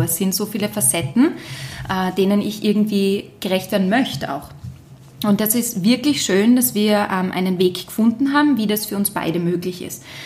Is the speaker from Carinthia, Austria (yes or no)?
no; Graz, Styria, Austria; als Grazerin